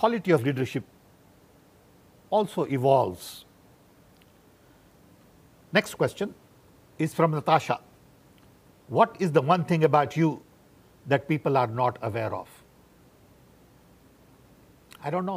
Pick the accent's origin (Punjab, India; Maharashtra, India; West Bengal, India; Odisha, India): Odisha, India; Orissa; moved away as an adult; also born or lived in United States; Born and raised in 1942. Of Gujarati parents in Orissa. Went to US in 64.